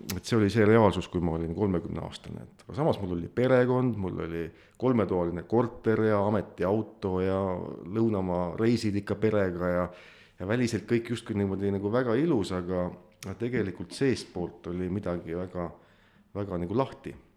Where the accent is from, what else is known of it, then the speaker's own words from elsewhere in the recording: Põlva County, Estonia; olen muidu Põlvamaalt pärit